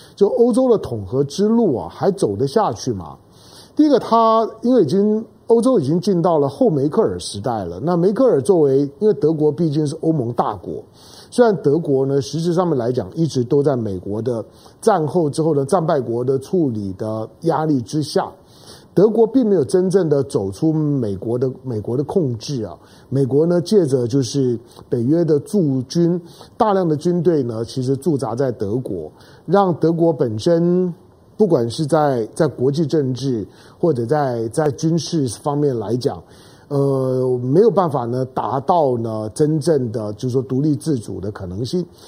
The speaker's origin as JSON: {"language": "Chinese", "country": "Taiwan", "said": "作为一个台湾人，作为一个，一个，一个华人的角度"}